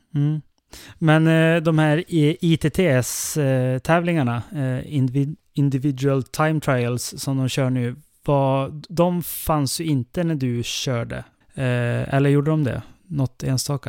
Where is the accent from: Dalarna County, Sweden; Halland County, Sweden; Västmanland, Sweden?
Dalarna County, Sweden; Älvdalen; i Älvdalen där jag kommer ifrån